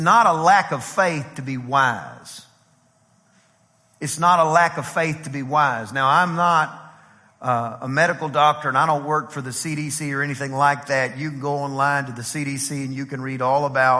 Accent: East Texas, United States; now in College Station, United States; I'm from East Texas

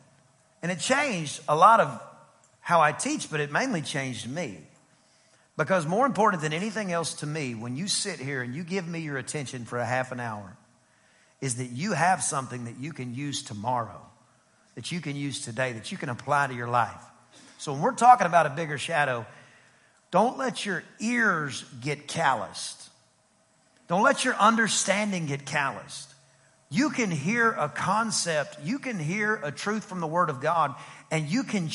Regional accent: East Texas, United States; I'm from East Texas and Greek and Hebrew is not taught where I'm from.

